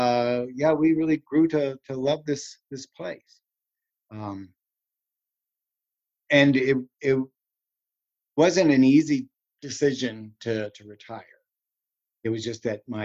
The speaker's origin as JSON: {"language": "English", "town": "Los Angeles", "region": "California", "country": "United States", "tie": "born or raised there", "also_born_or_lived": "Chicago, Illinois", "moved": "as an adult", "lives_now": "Kirksville, United States", "said": "I'm from Chicago, and I lived in Illinois until I was 8, and so I remember the Midwest. And moving to LA and living in Los Angeles 25 years"}